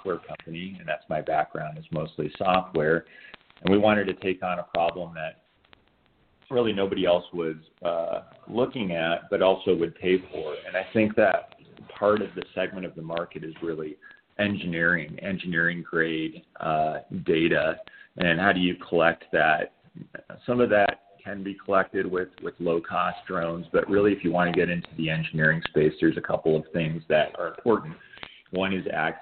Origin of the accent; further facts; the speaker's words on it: Missoula, Montana, United States; I grew up in Missoula, Montana, went to school in Montana